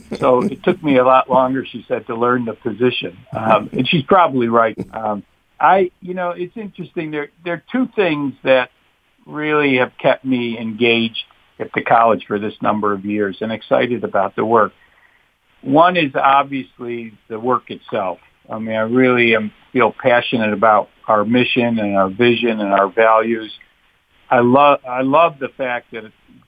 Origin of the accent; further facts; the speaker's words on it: Rochester, New York, United States; moved away; I grew up in Rochester